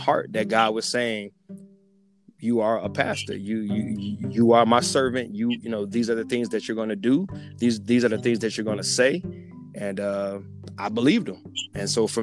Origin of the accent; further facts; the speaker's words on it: Chicago, Illinois, United States; also born or lived in Ohio; now in California, United States; I'm from the Chi originally